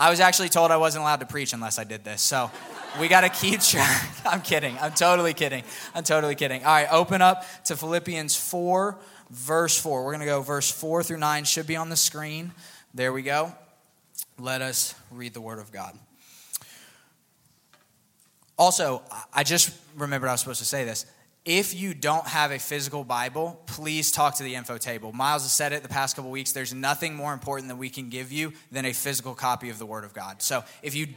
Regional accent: Northern Virginia, United States; moved away as an adult; also born or lived in Buffalo, New York; now in Auburn, United States; I was actually born in Auburn, lived here till I was about 5 or 6, and then I grew up outside of Washington, D.C., so Northern Virginia, that area

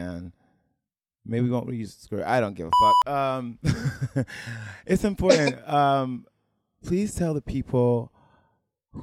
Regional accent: Salisbury, Maryland, United States; moved away as an adult; I'm from Salisbury, Maryland

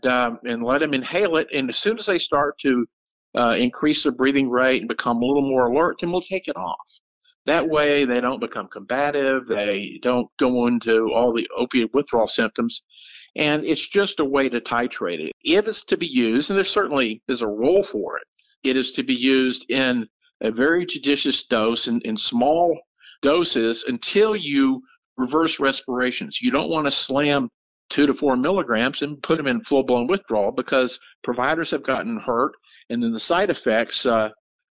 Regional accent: Texas, United States; I'm from Texas

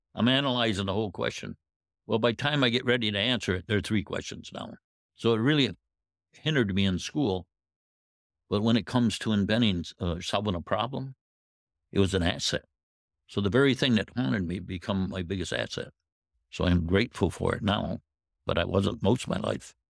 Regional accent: Indiantown, Michigan, United States; I'm from Indian Town, which is, uh, in Saginaw County. I grew up on a farm

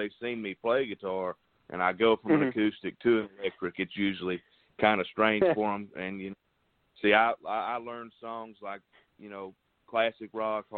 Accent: Tazewell, Tennessee, United States; I'm from Tazewell, Tennessee

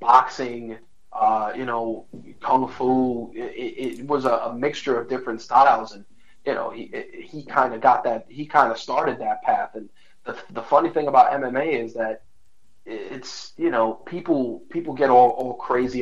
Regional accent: New York City, New York, United States; Growing up in the Bronx

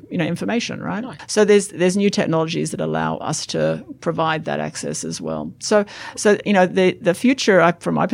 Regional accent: Australia; I'm an Australian who pays tax

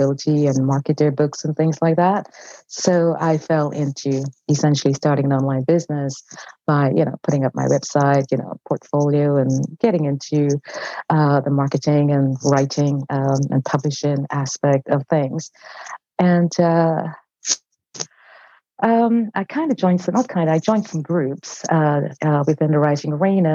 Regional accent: London, United Kingdom; moved away as an adult; now in California, United States; I'm from London, England, and I worked in corporate

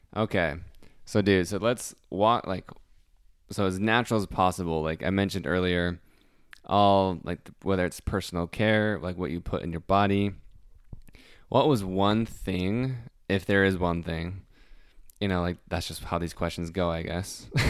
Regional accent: Utah, United States; moved away; also born or lived in the South; I'm from Utah

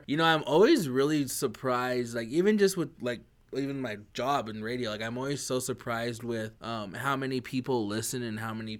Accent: Lapwai, Idaho, United States; especially from my hometown, my res Lapway, you know, the best

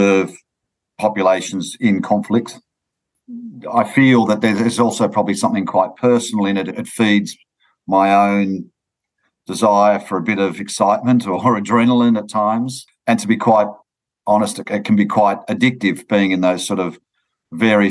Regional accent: Sydney, New South Wales, Australia; I grew up in Sydney

